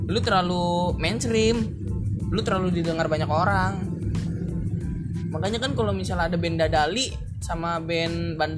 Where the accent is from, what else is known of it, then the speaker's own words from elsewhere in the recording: Jakarta, Indonesia; kita kan anak Betawi